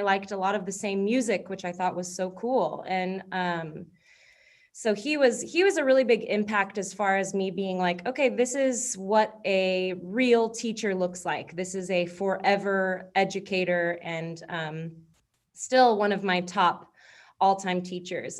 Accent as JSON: {"language": "English", "town": "Coppell", "region": "Texas", "country": "United States", "tie": "born or raised there", "also_born_or_lived": "Duncanville, Texas", "said": "I moved to Coppell from Duncanville when I was in third grade, and I went to Austin and then East"}